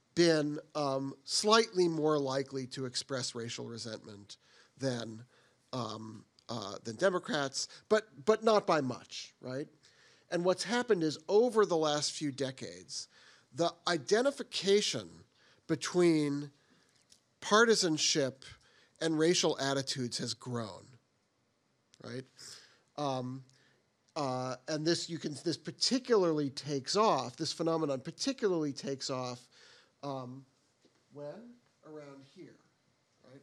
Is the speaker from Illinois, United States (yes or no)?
no; Boston, Massachusetts, United States; I grew up in the Boston area, so I'm a Boston Red Sox fan